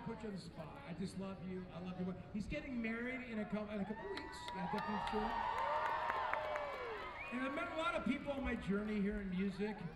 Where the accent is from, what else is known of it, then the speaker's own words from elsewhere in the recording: California, United States; We're from California, man.